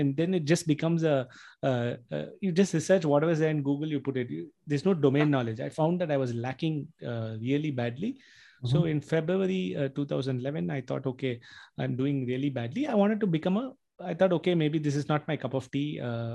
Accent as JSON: {"language": "English", "town": "Chennai", "region": "Tamil Nadu", "country": "India", "tie": "born or raised there", "said": "it was in my hometown, it was in Chennai, I was living at home"}